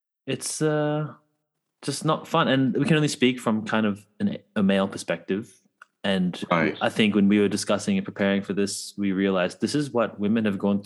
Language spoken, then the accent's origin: English; Australia; Say, I'm Australian, mate.